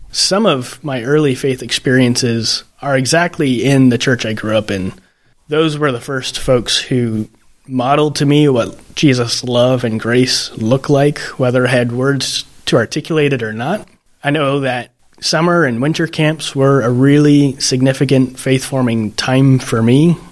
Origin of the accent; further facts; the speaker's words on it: southeast Iowa, United States; now in Archbold, United States; I grew up in a Mennonite church in southeast Iowa, gravel road surrounded by cornfields.